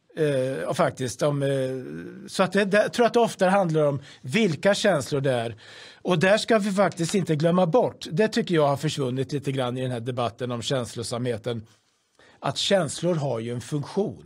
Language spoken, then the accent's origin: Swedish; Sweden